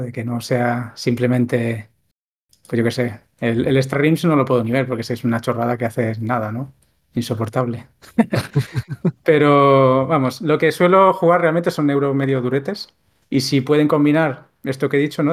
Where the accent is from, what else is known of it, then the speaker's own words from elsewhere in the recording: a town outside Barcelona city, Catalonia, Spain; mi pueblo, no estoy en Barcelona ciudad, en mi pueblo que hubiera una tienda ya era, ya era muy extraño